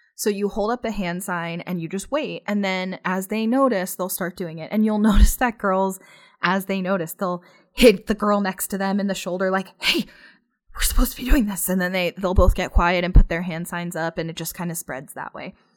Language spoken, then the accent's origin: English; Pennsylvania, United States; now in Phoenix, United States; I'm not from here. I'm actually from Pennsylvania. And so, obviously, I grew up getting snow in the wintertime